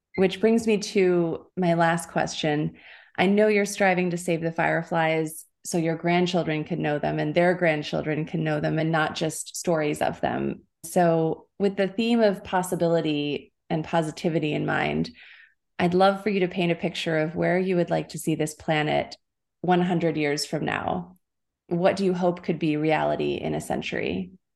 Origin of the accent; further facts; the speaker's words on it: United States; I grew up in the United States